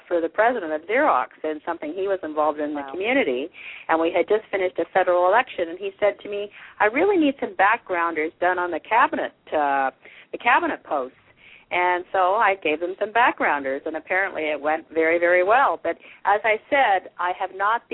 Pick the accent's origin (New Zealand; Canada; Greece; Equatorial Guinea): Canada; also born or lived in England; I was born in England and arrived in Canada at the age of 4